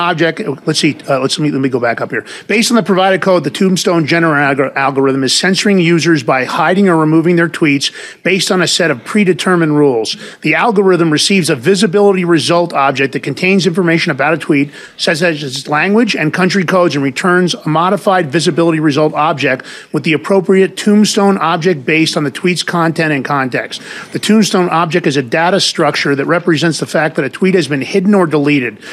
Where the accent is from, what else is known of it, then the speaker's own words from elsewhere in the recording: New York, United States; I'm from New York